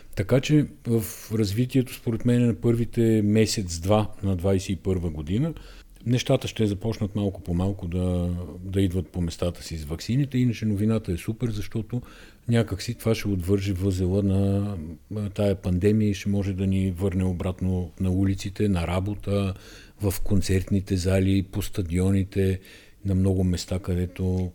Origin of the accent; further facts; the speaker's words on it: Bulgaria; ние сме българи, всички знаем, че сме българи